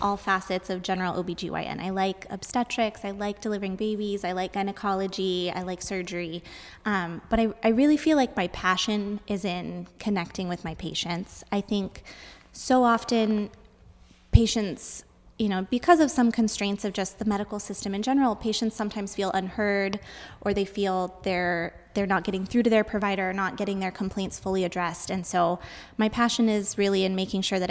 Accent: Arizona, United States; also born or lived in Tucson / Morenci / Clifton / Sahuarita; So I am from Arizona. I was born in Tucson, and my family moved around quite a bit when I was younger. So I've lived in a lot of small towns in Arizona

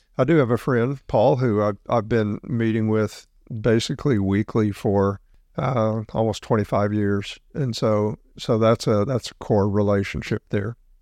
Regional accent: South Mississippi, United States; I grew up in South Mississippi

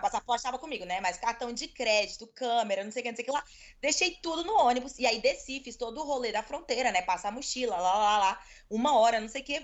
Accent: Brazil; eu sou estrangeira, eu não sou daqui, eu sou brasileira

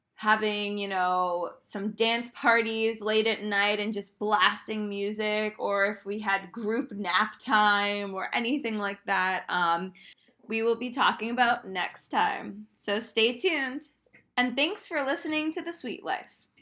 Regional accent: Maine, United States; moved away as an adult; I'm from Maine and I could have easily stayed in Maine

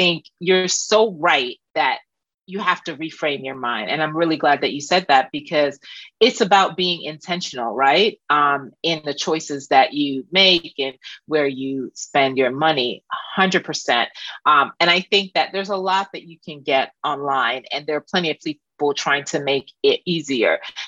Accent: Jamaica; Yeah, I'm from Jamaica, yeah.

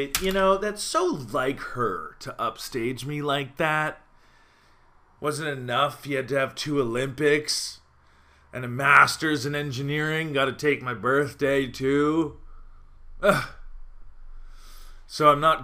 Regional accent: Calgary, Alberta, Canada; moved away as an adult; now in Montreal, Canada; I'm from Calgary and it's dry heat. And I lived here in Montreal 10 years

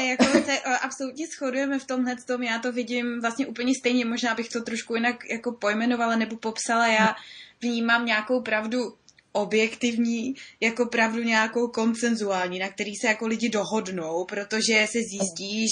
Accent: Czechia; my jako Češi

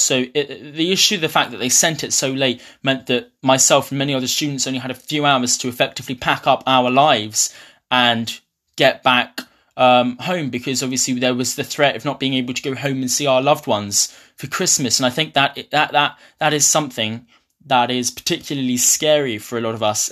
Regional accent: Ipswich, East of England, United Kingdom; moved away as an adult; now in Glasgow, United Kingdom; I'm from Ipswich

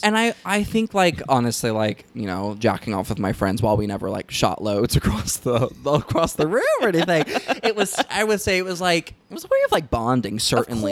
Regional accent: the South, United States; moved away; I was raised in the South

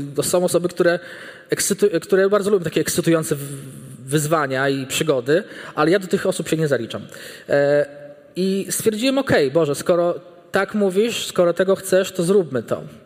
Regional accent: small village near Bartoszyce, Warmian-Masurian Voivodeship, Poland; moved away as an adult; Ja pochodzę z bardzo małej miejscowości, która leży nieopodal Bartoszyc.

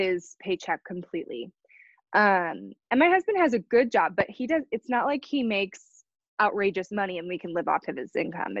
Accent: Chicago, Illinois, United States; now in Kansas City, United States; I'm from Chicago originally

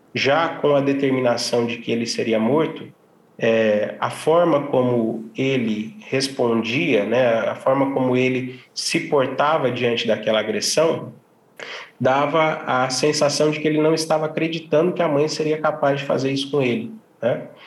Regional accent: Ribeirão Preto, São Paulo, Brazil; eu sou de Ribeirão Preto

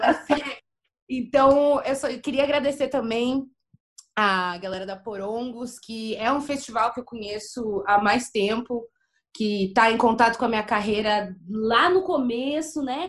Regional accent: Porto Alegre, Rio Grande do Sul, Brazil; also born or lived in Torres, Rio Grande do Sul; eu nasci em Porto Alegre. Aí, com quatorze anos, eu me mudei pra Torres, que é uma praia do litoral norte do Rio Grande do Sul

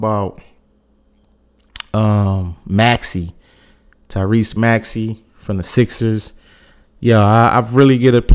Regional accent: Philadelphia, Pennsylvania, United States; I'm born and raised in Philly

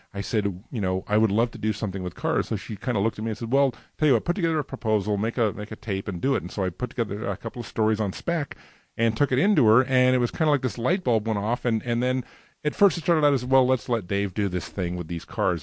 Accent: Los Angeles, California, United States; also born or lived in Burbank / New Jersey; I was actually born and raised, uh, primarily in the San Fernando Valley. I was born in Burbank, but we lived in New Jersey for about two and a half years when I was a real small toddler

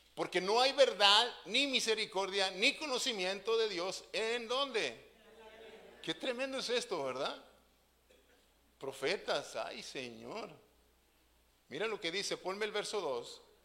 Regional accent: Mexico; nosotros como buenos mexicanos

